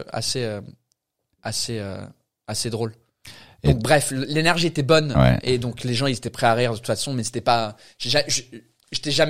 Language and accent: French; England, United Kingdom; accent: English; pour un anglais c'est bizarre parce que notre accent il n'est pas vraiment cute pour nous mais aux États-Unis, tu vas là-bas, tu ouvres ta bouche en tant qu'anglais, c'est fini.